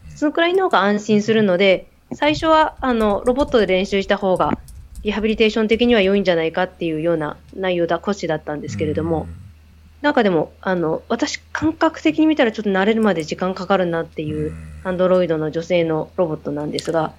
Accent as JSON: {"language": "Japanese", "region": "Hokkaido", "country": "Japan", "tie": "born or raised there", "moved": "yes", "lives_now": "Tokyo, Japan", "said": "北海道出身なので"}